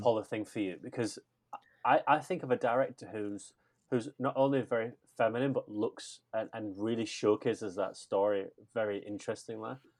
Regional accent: England, United Kingdom; I'm just English

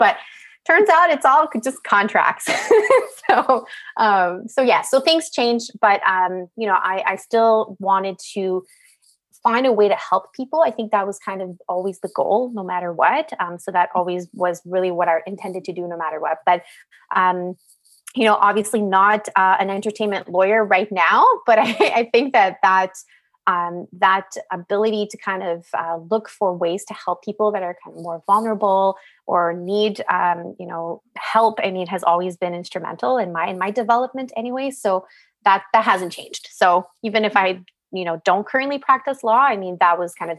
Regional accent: Montreal, Quebec, Canada; Like, I'm from Montreal. Like, why did I want to go to Bay Street?

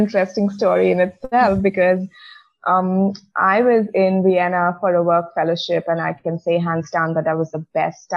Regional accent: India; moved away as an adult; growing up in India in a conservative household

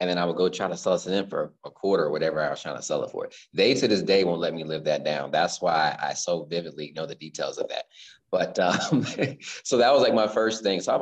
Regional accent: Central Virginia, United States; also born or lived in California; now in Richmond, United States; born in California. Okay. But essentially, I was raised in Central Virginia

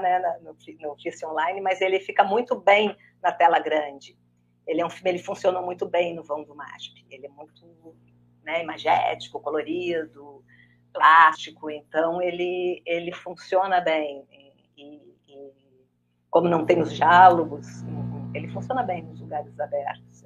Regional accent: Porto Alegre, Rio Grande do Sul, Brazil; moved away as an adult; now in Rio de Janeiro, Brazil; Eu mesmo, eu nasci no Rio, eu fui com oito meses para o Sul, morei no Rio Grande do Sul até os 29 anos

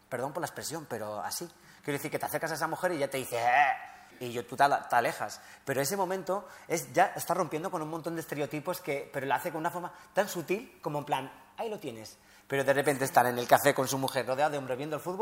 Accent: Spain; O sea, quiero decir, eh, que soy español, obviamente, hay cosas que me cuesta todavía más.

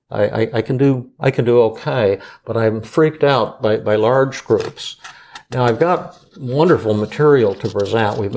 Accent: South Korea; So, you, you, know, I'm from Korea, and I have a bit of a soft voice

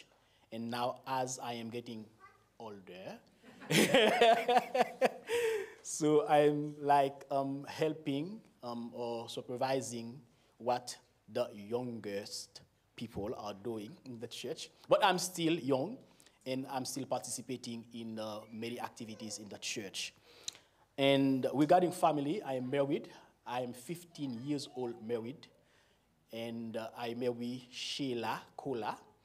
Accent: Haiti; accent: Caribbean; first language Haitian Creole; English is a second language; I was born in Haiti. I grew up there. I've never been in other countries for long

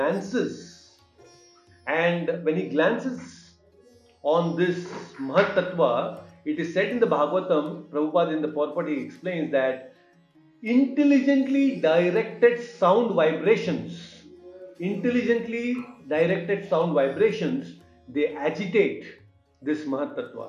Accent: Hubli, Karnataka, India; Hubli, my hometown

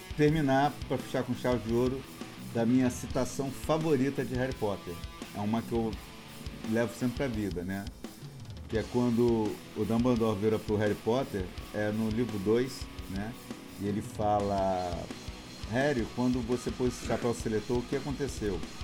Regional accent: Minas Gerais, Brazil; Eu morava no interior, né? Eu fui criado em Minas

